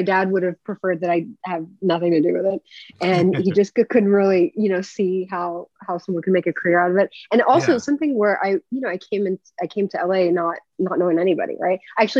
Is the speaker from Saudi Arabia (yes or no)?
yes; Saudi Arabia; also born or lived in Japan; So I grew up in Saudi Arabia and Japan, and it was obviously very, very different and very interesting.